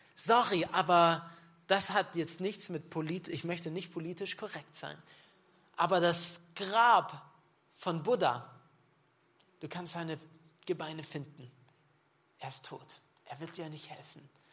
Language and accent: German; Nördlingen, Bavaria, Germany; ich bin ein Nördling, okay, ja. Das ist auch noch Bayern. Wisst ihr, ich bin gebürtiger Schwabe. Aber ich lebe in Bayern seit 15 Jahren.